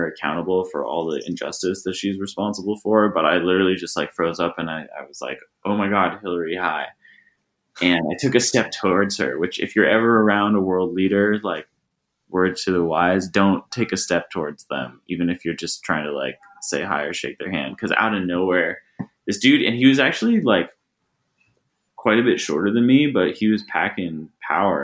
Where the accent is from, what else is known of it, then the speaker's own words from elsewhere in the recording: Los Angeles, California, United States; I grew up in the South Bay, near the beach